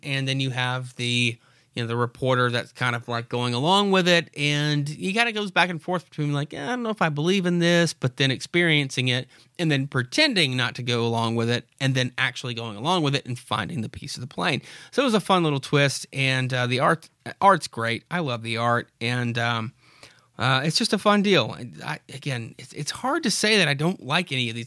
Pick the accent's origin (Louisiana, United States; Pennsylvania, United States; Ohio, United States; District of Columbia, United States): Louisiana, United States; Freeport; I am from Freeport, Louisiana